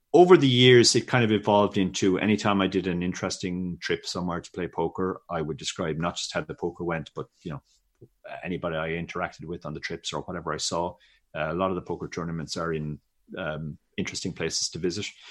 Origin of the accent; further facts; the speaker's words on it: Ireland; I grew up in Ireland in early eighties